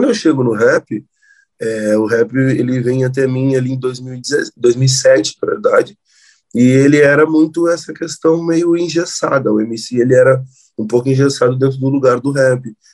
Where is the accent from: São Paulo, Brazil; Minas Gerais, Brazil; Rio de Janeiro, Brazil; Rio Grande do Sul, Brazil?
Rio Grande do Sul, Brazil; mas eu falo de um lugar específico, que é o lugar de onde eu sou, que é o Rio Grande do Sul